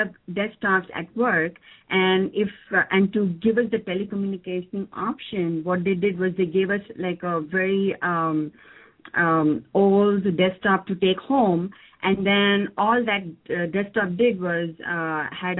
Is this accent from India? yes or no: yes; India; moved away; I come from India